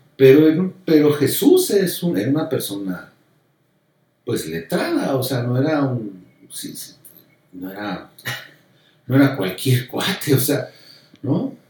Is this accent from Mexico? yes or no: yes; Mexico; soy mexicano